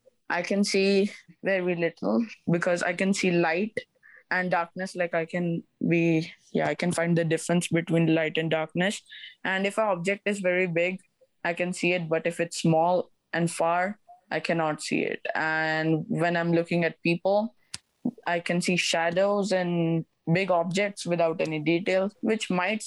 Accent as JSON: {"language": "English", "region": "Punjab", "country": "India", "tie": "born or raised there", "also_born_or_lived": "Mumbai, India", "moved": "as an adult", "lives_now": "Canada", "said": "I'm a Sikh … I was born in Punjab. And then I stayed in Mumbai, which is in southwest India, for 10 years. Although I'm still through and through a Punjab person and a Sikh"}